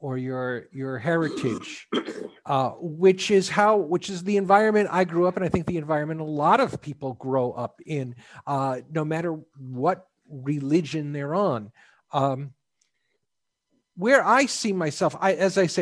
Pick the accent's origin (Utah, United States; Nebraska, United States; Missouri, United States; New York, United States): New York, United States; the Northeast; now in Houston, United States; Now, I grew up in the Northeast, in New York, grew up Catholic, went to Catholic school through high school.